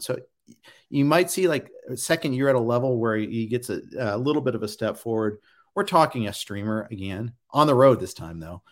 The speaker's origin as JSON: {"language": "English", "town": "Indianapolis", "region": "Indiana", "country": "United States", "tie": "born or raised there", "moved": "yes", "said": "I grew up in Indy"}